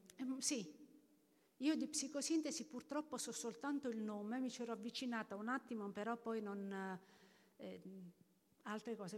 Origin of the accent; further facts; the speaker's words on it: Abruzzo, Italy; nella mia regione, io vengo dall'Abruzzo